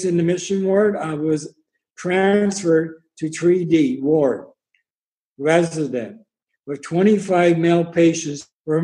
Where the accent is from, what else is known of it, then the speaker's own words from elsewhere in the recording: Pembroke, Ontario, Canada; I was born in Pembroke, Ontario on February 9th, 1953.